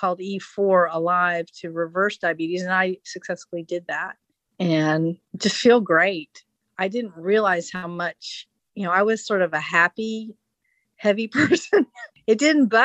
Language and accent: English; Oak Ridge, Tennessee, United States; I grew up in Oak Ridge, Tennessee